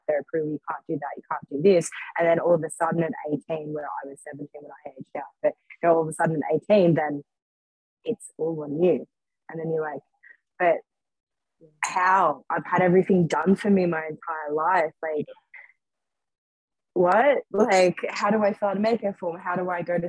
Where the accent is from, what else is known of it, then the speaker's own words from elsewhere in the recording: hometown about 2 hours out of Sydney, New South Wales, Australia; Back in my hometown, like, it was kind of capital if like 2 hours out of Sydney, so quite busy